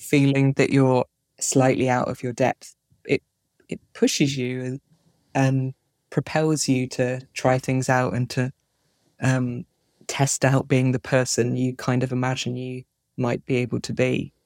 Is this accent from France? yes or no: no; Plymouth, South West England, United Kingdom; moved away as an adult; also born or lived in Edinburgh; I grew up in Plymouth